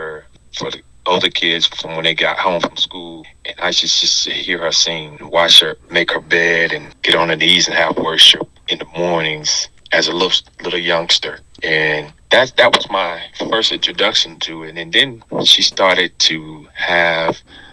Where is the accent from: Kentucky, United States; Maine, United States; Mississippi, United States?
Mississippi, United States; Tunica; I am originally from Tunica, Mississippi